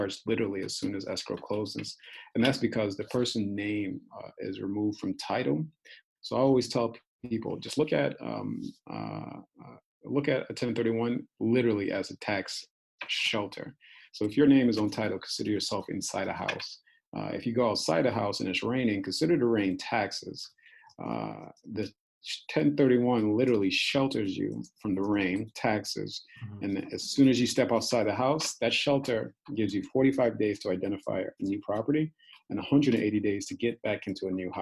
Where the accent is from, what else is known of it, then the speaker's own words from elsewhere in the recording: Hartford, Connecticut, United States; moved away as an adult; also born or lived in Brooklyn, New York; now in San Diego, United States; I'm from Hartford, Connecticut.